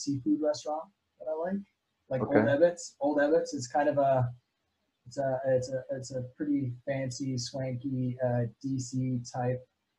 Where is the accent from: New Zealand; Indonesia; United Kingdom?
Indonesia; So I lived in Indonesia for 15 years. And so that's probably where I kind of really grew up.